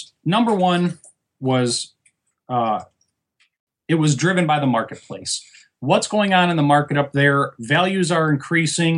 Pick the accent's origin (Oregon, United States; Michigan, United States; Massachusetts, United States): Michigan, United States; moved away as an adult; now in Fort Lauderdale, United States; I'm originally from Michigan.